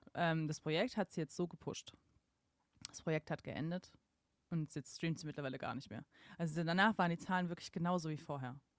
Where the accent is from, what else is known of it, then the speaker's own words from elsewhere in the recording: Mannheim, Baden-Württemberg, Germany; moved away; ich bin ja aufgewachsen in Mannheim und Familie wohnt am Bodensee